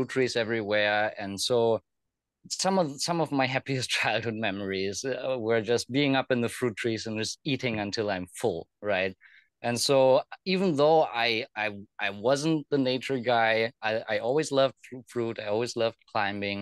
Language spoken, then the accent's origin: English; Germany; moved away; also born or lived in Thailand; I grew up in Germany